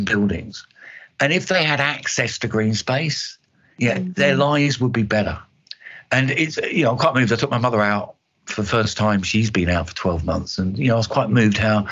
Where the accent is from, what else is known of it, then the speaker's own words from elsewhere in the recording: East Kent, South East England, United Kingdom; I'm from East Kent.